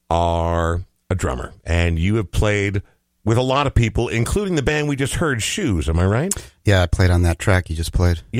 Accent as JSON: {"language": "English", "town": "Topeka", "region": "Kansas", "country": "United States", "moved": "yes", "said": "I'm originally from Topeka, Kansas."}